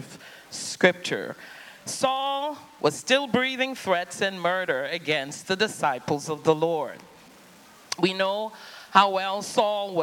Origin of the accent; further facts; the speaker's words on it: Trinidad & Tobago; I grew up in the Caribbean, on the island of Trinidad.